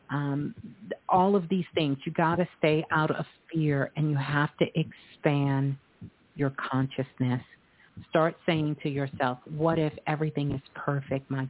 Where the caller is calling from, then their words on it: New York City, New York, United States; I'm calling from New York.